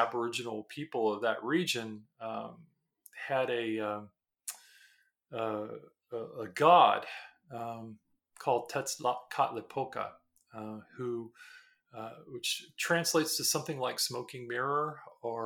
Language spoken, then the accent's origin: English; San Antonio, Texas, United States; moved away; also born or lived in American South; I was born originally, and I was born in San Antonio, Texas, and have been all over the South